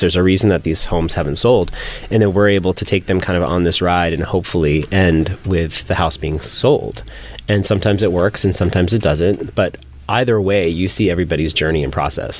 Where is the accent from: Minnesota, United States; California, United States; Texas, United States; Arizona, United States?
California, United States; San Francisco; I grew up in San Francisco in a very conservative Muslim family